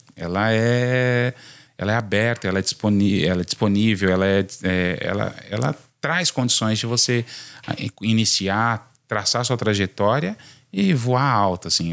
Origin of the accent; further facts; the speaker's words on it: São Paulo, Brazil; sou nascido em São Paulo